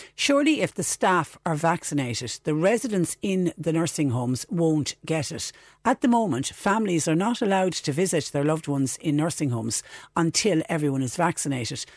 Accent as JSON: {"language": "English", "country": "Ireland", "said": "us as Irish people"}